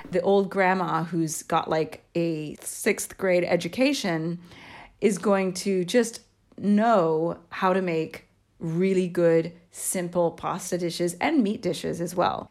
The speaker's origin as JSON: {"language": "English", "country": "United States", "tie": "born or raised there", "moved": "as an adult", "lives_now": "Italy", "said": "I grew up in the United States until I was in my mid-twenties, I guess I have become Italianized"}